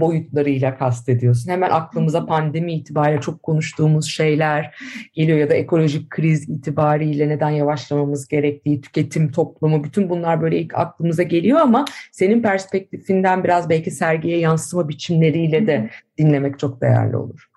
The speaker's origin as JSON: {"language": "Turkish", "region": "Istanbul", "country": "Turkey", "said": "İstanbullular olarak"}